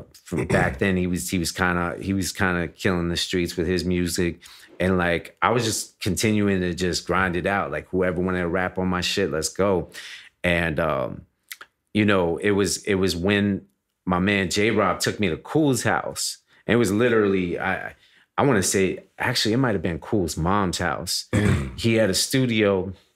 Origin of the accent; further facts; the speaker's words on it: Miami, Florida, United States; I'm from Miami, Florida.